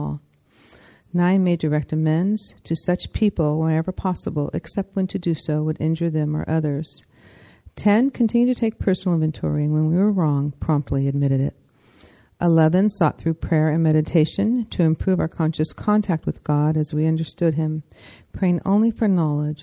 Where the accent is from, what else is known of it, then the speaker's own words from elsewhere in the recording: San Francisco, California, United States; also born or lived in Seattle; I'm from San Francisco